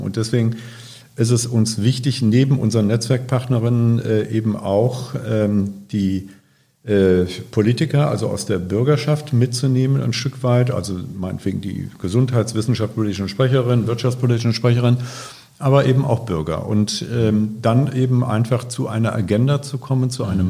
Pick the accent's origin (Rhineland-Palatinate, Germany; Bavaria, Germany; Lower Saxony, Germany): Rhineland-Palatinate, Germany; Ahr Valley; moved away as an adult; also born or lived in Hamburg; now in Bremen, Germany; Ich komme gebürtig aus dem Ahrtal, äh, in der letzten Zeit bekannt geworden durch die Flut. Äh, und da steht auch mein Elternhaus noch